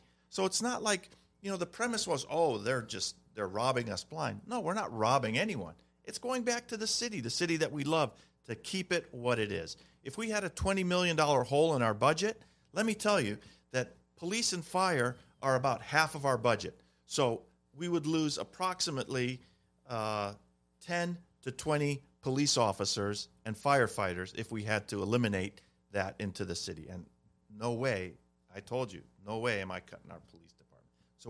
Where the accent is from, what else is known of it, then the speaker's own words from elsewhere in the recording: Glendale, California, United States; And I'm not saying that because I'm from Glendale.